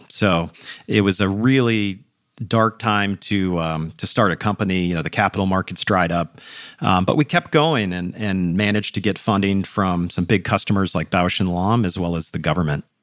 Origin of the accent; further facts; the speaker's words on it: Minneapolis, Minnesota, United States; I grew up in the suburbs of Minneapolis